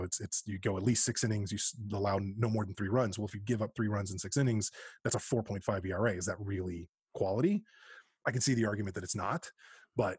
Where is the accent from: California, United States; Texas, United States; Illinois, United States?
California, United States; East Bay, Northern; Born and bred in East Bay in Northern California